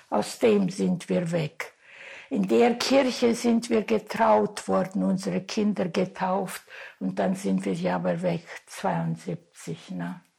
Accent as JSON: {"language": "German", "town": "Talmisch", "region": "Sibiu County", "country": "Romania", "tie": "born there", "also_born_or_lived": "Großau", "said": "Gut, wir, ich bin ja hier in Talmisch geboren und dann kam ich nach Großau."}